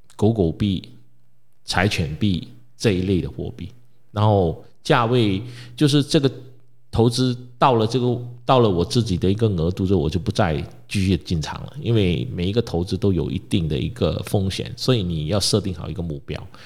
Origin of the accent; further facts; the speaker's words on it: Malaysia; 我们马来西亚人